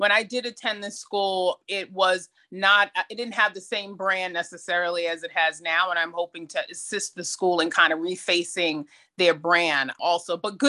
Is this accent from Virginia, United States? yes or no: no; New York City, New York, United States; I grew up in Jamaica, Queens. I'm a middle child.